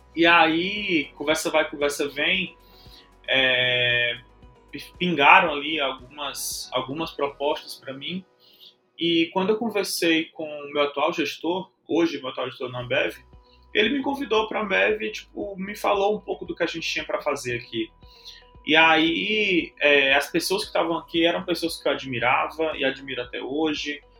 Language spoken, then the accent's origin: Portuguese; Fortaleza, Ceará, Brazil; also born or lived in Teresina, Piauí; sou de Teresina, Piauí, cresci em Fortaleza